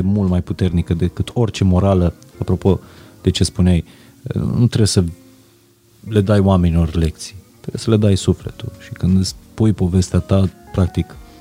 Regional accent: Transylvania, Romania; Eu vin din Ardeal.

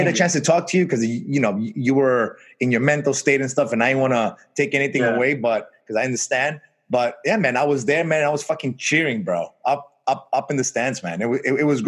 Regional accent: New York City, New York, United States; moved away as an adult; now in Florida, United States; I grew up in Brooklyn, New York

